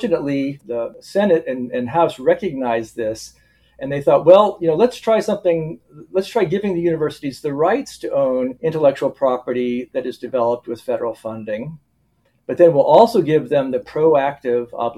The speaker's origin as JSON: {"language": "English", "region": "South Florida", "country": "United States", "tie": "born or raised there", "also_born_or_lived": "Gainesville, Florida / Charleston, South Carolina", "moved": "as an adult", "lives_now": "Wisconsin, United States", "said": "I grew up mostly in South Florida, Southeast Florida, the sort of Fort Lauderdale and West Palm Beach areas"}